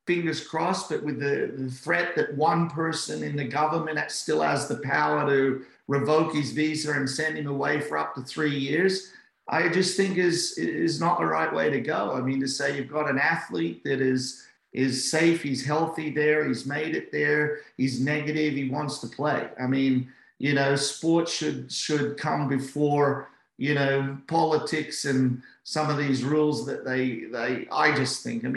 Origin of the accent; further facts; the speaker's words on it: Australia; as an Aussie